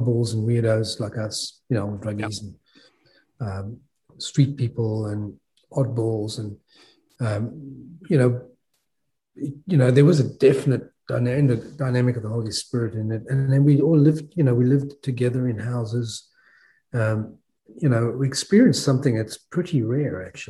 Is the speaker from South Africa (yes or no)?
yes; South Africa; moved away as an adult; also born or lived in Australia; I was born and raised in South Africa, and I left when I was 22